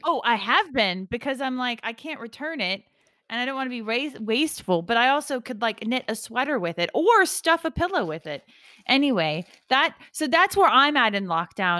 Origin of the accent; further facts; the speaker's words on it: Georgia, United States; I'm from, I'm from Georgia